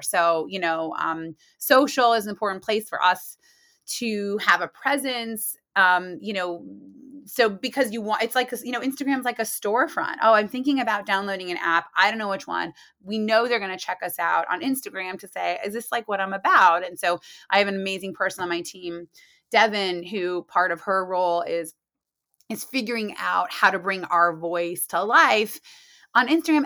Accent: Muncie, Indiana, United States; moved away as an adult; also born or lived in New York City; I'm from Muncie, Indiana

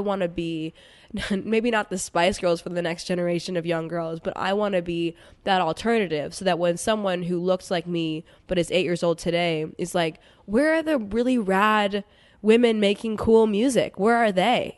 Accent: New York City, New York, United States; I grew up in New York City to very amazing Indian parents

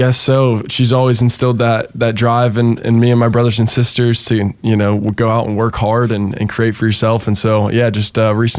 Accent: Denton, North Carolina, United States; born or raised there; also born or lived in Seattle, Washington / California

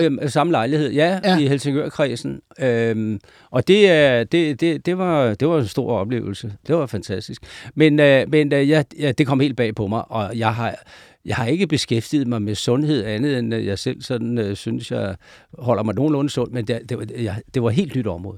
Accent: Denmark; jeg jo fra Jylland

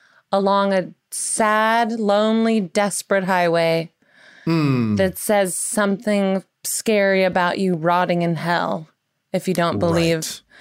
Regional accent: the South, United States; growing up in the South

